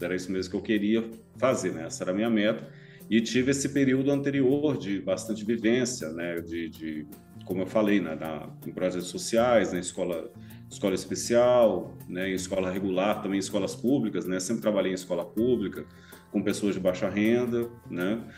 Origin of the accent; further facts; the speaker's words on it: Brasília, Federal District, Brazil; also born or lived in Goiânia, Brazil; now in Curitiba, Brazil; eu sou natural de Brasília